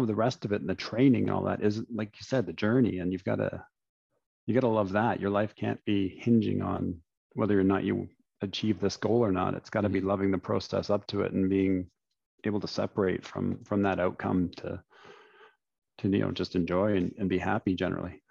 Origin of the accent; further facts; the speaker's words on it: London, Ontario, Canada; was born and raised in London, Ontario